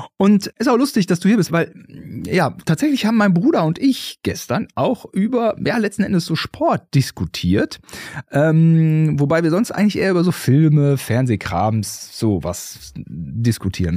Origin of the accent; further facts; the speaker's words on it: Germany; als äh, Deutsche